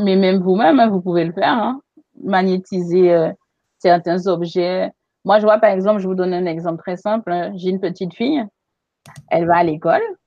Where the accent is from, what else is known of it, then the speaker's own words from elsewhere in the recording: Guadeloupe; chez nous en Guadeloupe